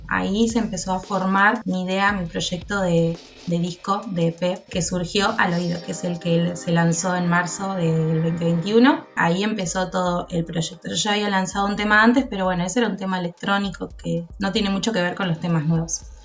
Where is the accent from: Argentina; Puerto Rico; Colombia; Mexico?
Argentina; Bahía Blanca, Buenos Aires Province; moved away as an adult; now in La Plata, Argentina; Soy de Bahía Blanca, viví hasta allá hasta los 19 años y en el 2015 me mudé a la ciudad de La Plata